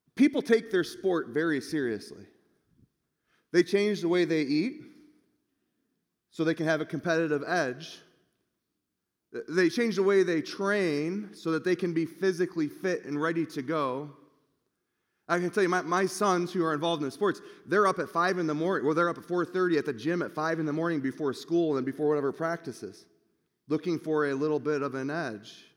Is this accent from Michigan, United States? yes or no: yes; Michigan, United States; moved away; I'm from Michigan